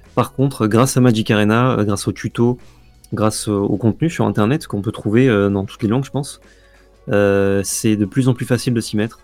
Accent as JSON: {"language": "French", "country": "France", "said": "on est français"}